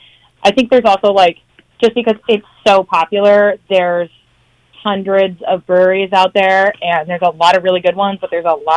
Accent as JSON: {"language": "English", "town": "Eugene", "region": "Oregon", "country": "United States", "said": "I'm from Eugene, Oregon."}